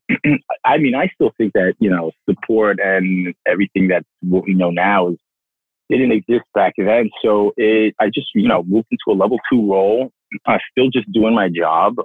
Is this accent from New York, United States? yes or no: yes; New York City, New York, United States; also born or lived in Nairobi; born and raised in Brooklyn